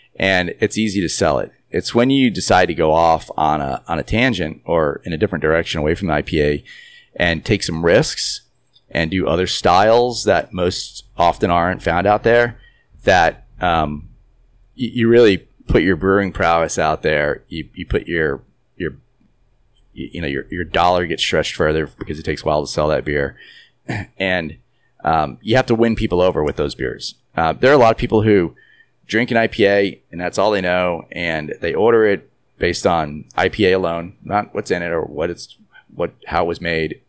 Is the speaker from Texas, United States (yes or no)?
no; New York City, New York, United States; now in Houston, United States; I'm from the Northeast, New York City, where when I lived there